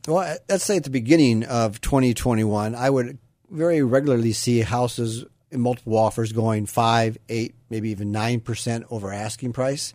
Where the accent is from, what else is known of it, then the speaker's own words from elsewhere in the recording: Iowa, United States; now in Sacramento area, United States; I grew up in Iowa, and, you know, I always say Iowa is a great place to be from